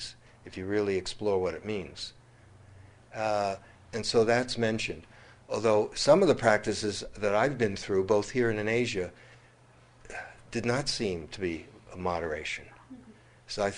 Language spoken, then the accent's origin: English; United States; growing up in America